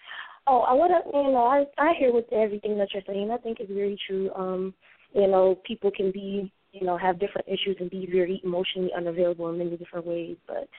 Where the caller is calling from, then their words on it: Connecticut, United States; I'm calling from Connecticut.